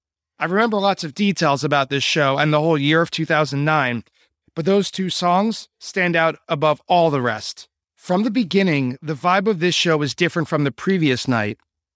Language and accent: English; New York, United States; also born or lived in Long Island; I'm from New York